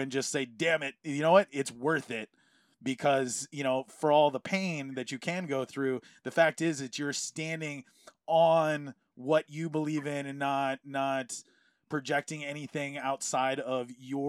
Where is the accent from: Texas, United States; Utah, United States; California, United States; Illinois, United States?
California, United States; growing up in California